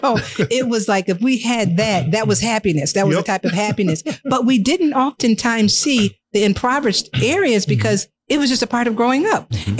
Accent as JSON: {"language": "English", "town": "Joliet", "region": "Illinois", "country": "United States", "said": "We're from the Hill as well"}